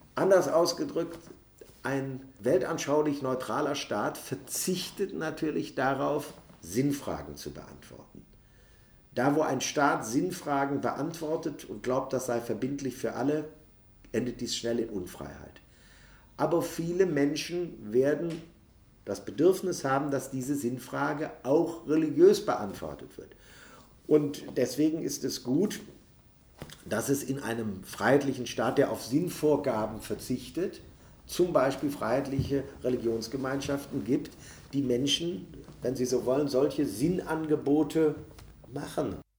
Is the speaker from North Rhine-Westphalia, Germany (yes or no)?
yes; Neuss, North Rhine-Westphalia, Germany; In meiner Heimatstadt Neuss gibt es eine superlebendig griechisch-orthodoxe, äh, Kirchengemeinde